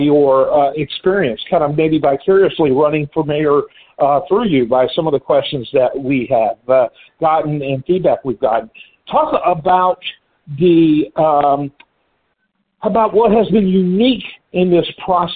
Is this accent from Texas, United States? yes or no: no; just outside of Detroit, Michigan, United States; I grew up just outside of Detroit